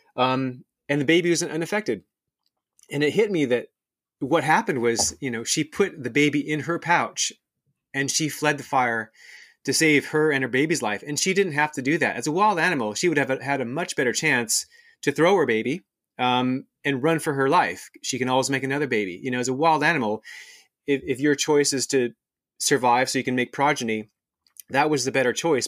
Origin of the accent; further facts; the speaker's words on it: Seattle, Washington, United States; moved away as an adult; also born or lived in Australia; I'm actually half Australian. I'm half American. Um, I grew up around Seattle